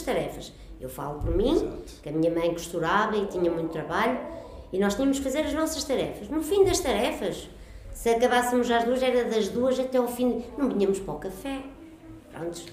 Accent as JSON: {"language": "Portuguese", "country": "Portugal", "tie": "born or raised there", "said": "a minha infância vivia uh, na Escravelheira, onde eu moro hoje."}